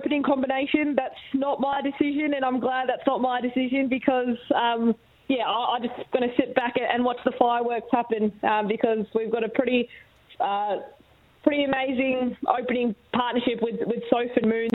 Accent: Australia; as an Aussie

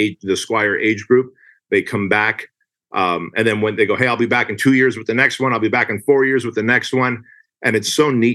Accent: Armenia; moved away; I come from Armenia

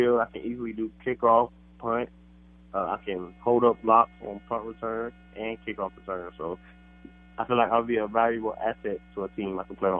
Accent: south of Atlanta, Georgia, United States; moved away; I'm from Georgia, south of Atlanta

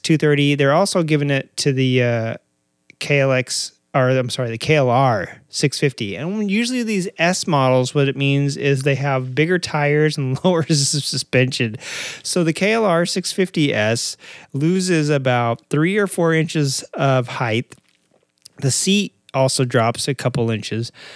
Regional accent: Arkansas, United States; moved away; I am originally from Arkansas

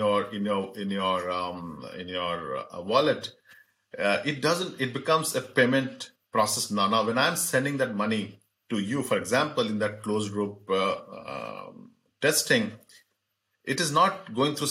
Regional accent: Singapore; I'm a Singaporean.

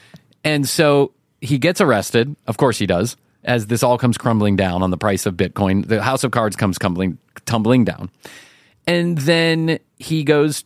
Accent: United States; our American eye

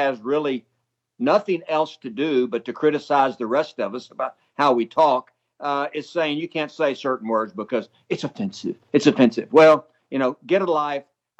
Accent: Texas, United States; I am an American and proud of it. I'm also a Texan, and I'm proud of that, too.

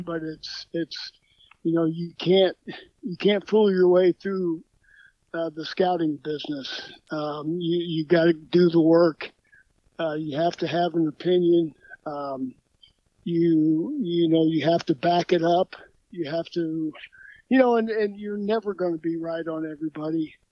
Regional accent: Evansville, Indiana, United States; moved away as an adult; also born or lived in Illinois / Minnesota; born and raised in Evansville, Indiana

